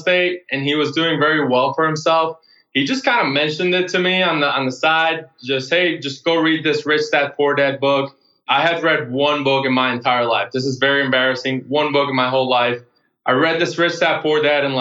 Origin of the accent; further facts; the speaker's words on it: Puerto Rico; moved away; I grew up in Puerto Rico